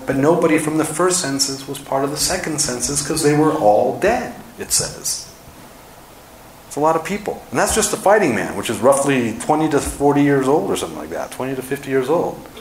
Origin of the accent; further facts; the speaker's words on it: Los Angeles, California, United States; moved away as an adult; also born or lived in Dallas, Texas; now in Park City, United States; I'm from Los Angeles, but I just spent 18 years in Dallas